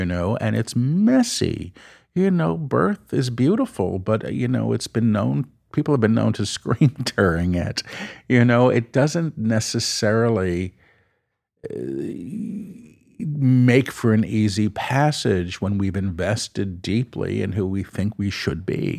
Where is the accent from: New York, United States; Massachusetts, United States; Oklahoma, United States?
New York, United States; New York City; I'm a New Yorker.